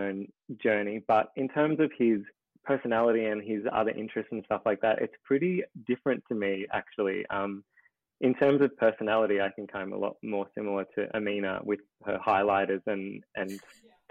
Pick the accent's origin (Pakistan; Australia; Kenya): Australia; Ballarat, Victoria; growing up in Ballarat, you know, Ballarat's a very different place now to when I was growing up there